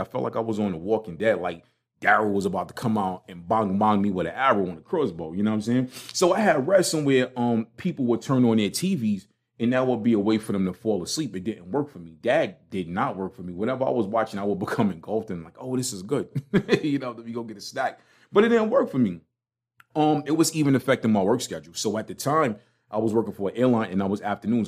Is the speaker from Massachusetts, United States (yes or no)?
no; New York City, New York, United States; accent: Brooklyn; now in Charlotte, United States; I am not denouncing my Brooklyn card. I'ma keep my Brooklyn accent